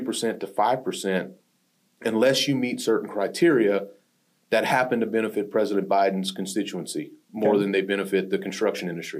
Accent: Pierre Part, Louisiana, United States; Performance was a major employer in the small town I grew up in Louisiana. There was a town called Pierre Part, Louisiana

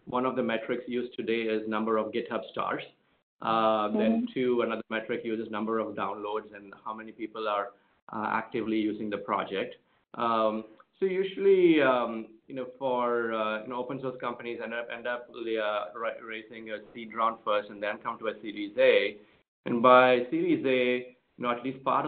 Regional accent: India; moved away; I grew up in India in a family of doctors

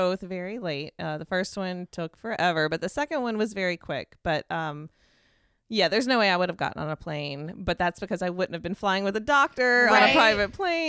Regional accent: United States; which I wasn't comfortable with because I'm American.

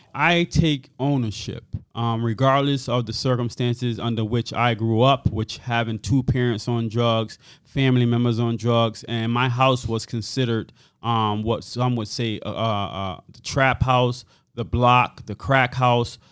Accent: Hartford, Connecticut, United States; I grew up on Earl Street, and Earl Street, I would say, in the early seventies

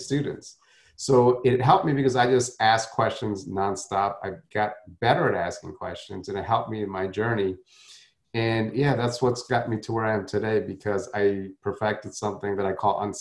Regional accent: South India, India; My you know I was from South Indian upbringing, so you now the thing with South Indians is we they're very conservative. So it's not like North Indians.

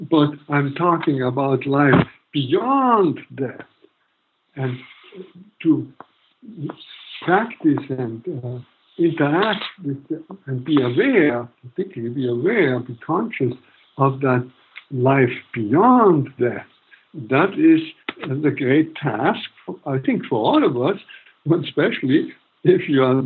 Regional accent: Germany; moved away; I grew up in Nazi Germany all my teens

